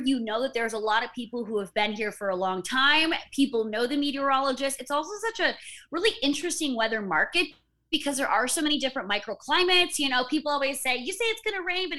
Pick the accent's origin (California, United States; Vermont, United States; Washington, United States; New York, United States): Washington, United States; Enumclaw; I grew up in Enumclaw, Washington